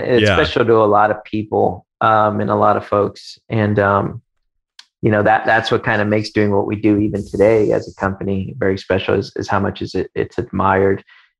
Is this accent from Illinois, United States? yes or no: yes; Chicago, Illinois, United States; I grew up in Chicago.